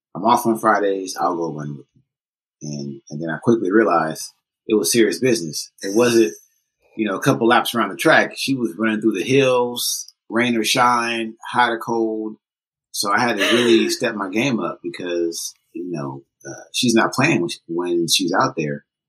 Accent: Oakland, California, United States; I was born and raised in Oakland

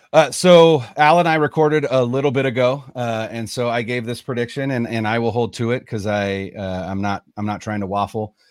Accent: Northern California, United States; born and raised in Northern California. I live just outside of Sacramento

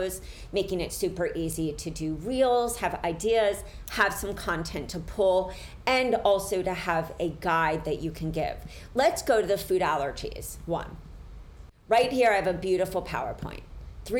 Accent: Philadelphia, Pennsylvania, United States; I am from Philly. I grew up in Center City, but I lived in an area in Philly where I was right near the Italian market

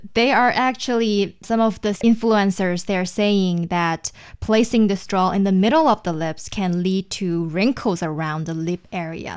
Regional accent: China; for most of the Chinese middle schools or high schools, we have this designated buildings

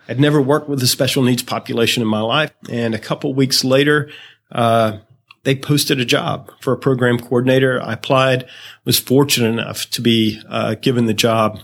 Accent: Greenville, South Carolina, United States; I am from Greenville, South Carolina

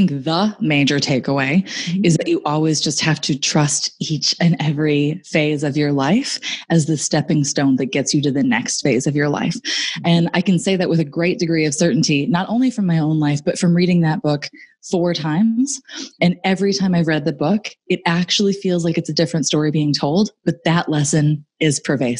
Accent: Stratford, Ontario, Canada; now in Cobourg, Canada; Justin Bieber and I are both from Stratford.

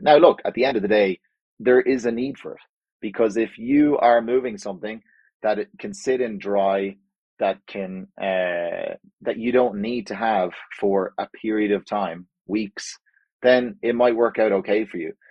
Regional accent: Ireland; moved away as an adult; also born or lived in Spain / United States / Mexico; now in Calgary, Canada; I grew up in Ireland

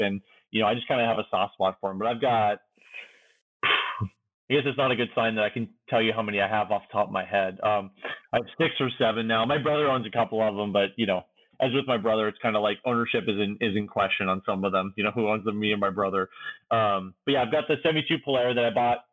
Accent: Washington, United States; I'm from Washington State, same as Chris.

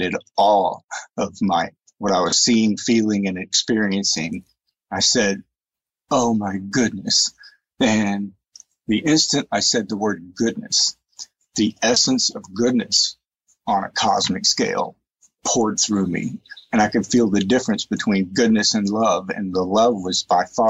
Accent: East Texas, United States; I grew up in East Texas, Southern Baptist, fundamentalist perspective

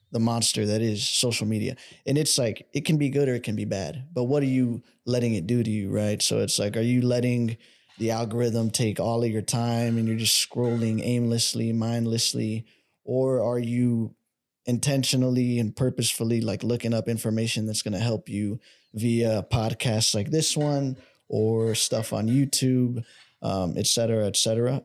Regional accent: Dallas, Texas, United States; I'm from Dallas

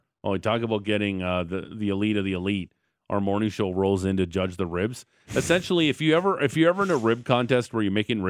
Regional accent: Niagara Falls, Ontario, Canada; my hometown of Niagara Falls.

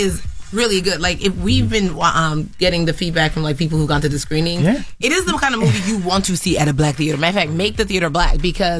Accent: United States; It's like, as a Nigerian American, it's mm-hmm. like, well, you don't know about the black experience.

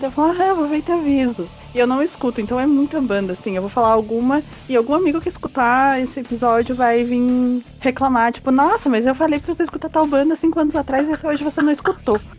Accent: Brazil; Mas somos brasileiros

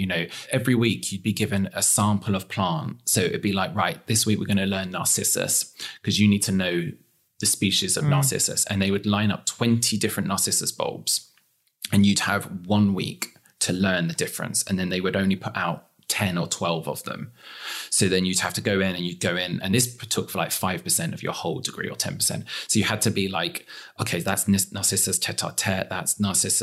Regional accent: England, United Kingdom; moved away as an adult; now in Texas, United States; being English

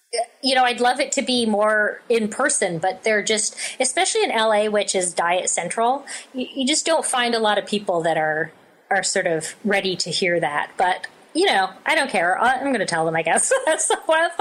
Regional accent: Canada; I feel like I'm Canadian

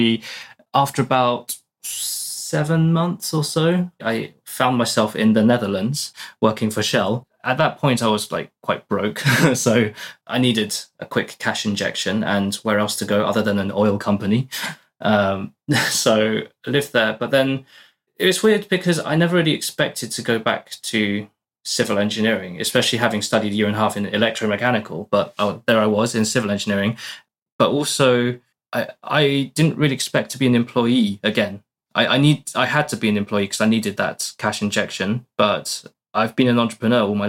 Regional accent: United Kingdom; moved away as an adult; now in Portugal; studied in the UK for my whole life, as you can probably tell by my accent.

